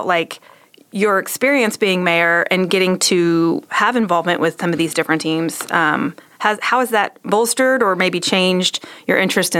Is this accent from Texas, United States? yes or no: yes; Waco, Texas, United States; I grew up in Waco.